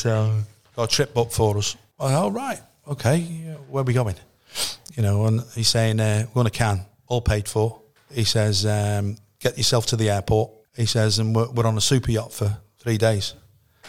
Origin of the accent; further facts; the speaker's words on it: Connah's Quay, Wales, United Kingdom; I'm from Connorskey. I'm living in Connorskey